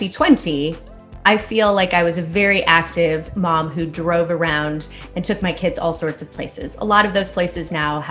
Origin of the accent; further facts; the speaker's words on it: Detroit, Michigan, United States; moved away; growing up in Detroit, it's pretty metropolitan